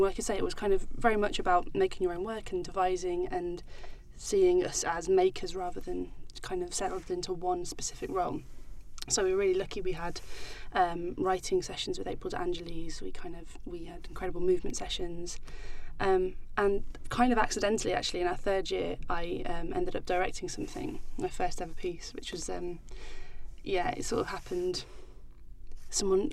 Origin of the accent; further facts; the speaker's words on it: Stoke-on-Trent, West Midlands, United Kingdom; I was born in Stoke-on-Trent and I grew up in Staffordshire all my life